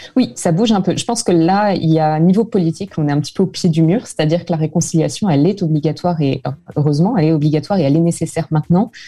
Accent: France; now in Vancouver, Canada; en tant que Français

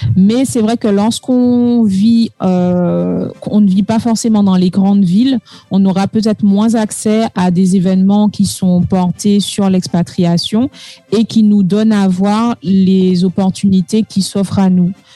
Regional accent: Martinique; first language French; moved away as an adult; also born or lived in Lille, France / Brazil / Paris, France; comme moi, originaires de Martinique

